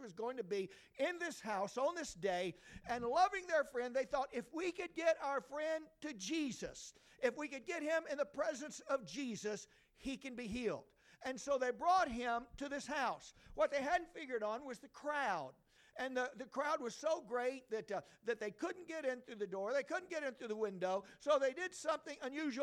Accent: Georgia, United States; moved away as an adult; also born or lived in Bangkok, Thailand; I grew up in Georgia

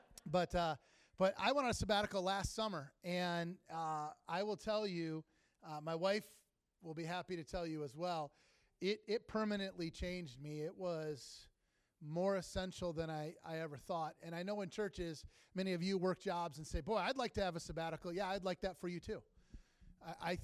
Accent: Sterling Heights, Michigan, United States; I'm from Sterling Heights in Washington Township, which is suburbs of Detroit

